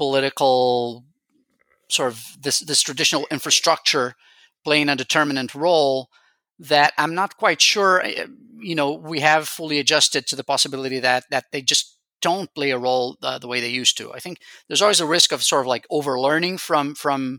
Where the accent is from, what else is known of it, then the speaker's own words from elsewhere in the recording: Rio de Janeiro, Brazil; I am from Rio myself